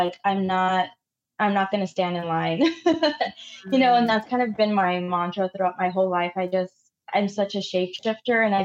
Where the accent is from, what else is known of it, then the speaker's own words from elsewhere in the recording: Dallas, Texas, United States; also born or lived in Mexico City; I grew up in Oak Cliff